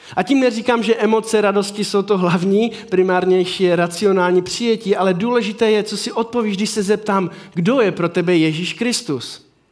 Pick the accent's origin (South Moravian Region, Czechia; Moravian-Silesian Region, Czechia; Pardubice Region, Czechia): Moravian-Silesian Region, Czechia; Havířov; já jsem z Havířova